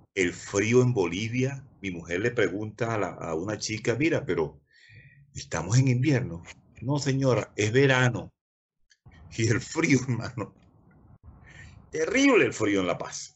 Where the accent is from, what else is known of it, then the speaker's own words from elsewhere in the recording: Maturín, Monagas, Venezuela; moved away as an adult; now in Neuquén, Argentina; yo nací en Maturín. Yo nací donde está actualmente la Plaza Rómulo Gallegos